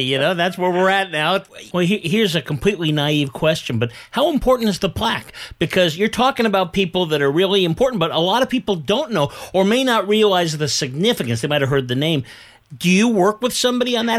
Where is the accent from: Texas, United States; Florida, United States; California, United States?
California, United States; Bay Area; I grew up in the Bay Area